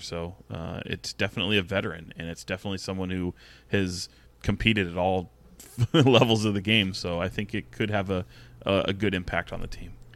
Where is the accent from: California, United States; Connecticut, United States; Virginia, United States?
California, United States; Sacramento; I grew up in Sacramento, I grew up a Kings fan